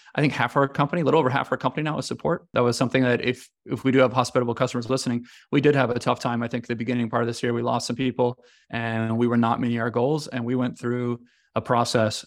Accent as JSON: {"language": "English", "country": "United States", "also_born_or_lived": "China", "moved": "as an adult", "lives_now": "Italy", "said": "I'm American"}